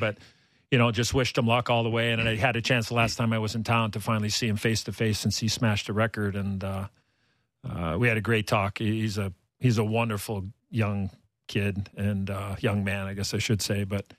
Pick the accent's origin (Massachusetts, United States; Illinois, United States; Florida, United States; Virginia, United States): Illinois, United States; Chicago; moved away as an adult; also born or lived in Toronto; Obviously, playing in my hometown